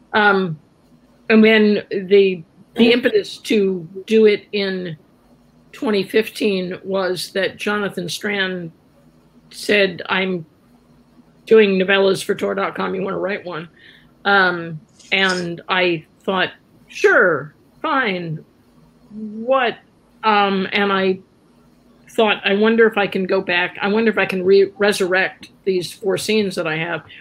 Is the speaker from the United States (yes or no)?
yes; Columbus, Ohio, United States; moved away as an adult; now in San Francisco, United States; I grew up in Columbus, Ohio, which has a lot of history